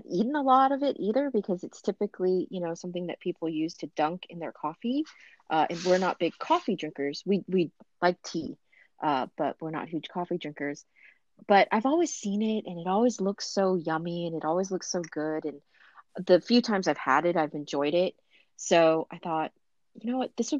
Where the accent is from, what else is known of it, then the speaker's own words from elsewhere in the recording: Orange County, Southern California, United States; I grew up in Southern California, but I grew up in Orange County